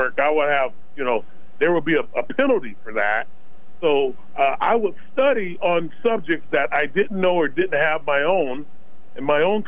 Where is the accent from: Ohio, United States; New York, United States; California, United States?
California, United States; Los Angeles; I was born and raised in Los Angeles, California, with all the gangs and everything